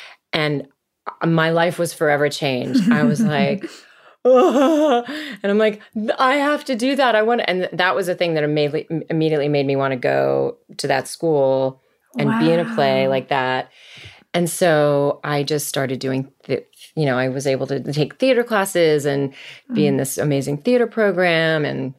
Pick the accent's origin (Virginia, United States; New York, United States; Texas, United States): Virginia, United States; also born or lived in Massachusetts; we moved to Virginia when I was 7. Mm. I was born in Massachusetts because my parents were both at school there.